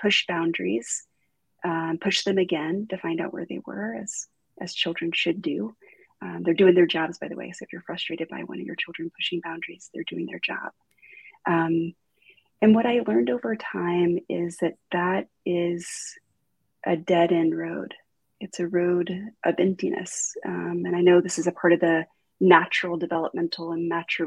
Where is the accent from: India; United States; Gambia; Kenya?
United States; Deep South; I grew up in the South, like the deep South.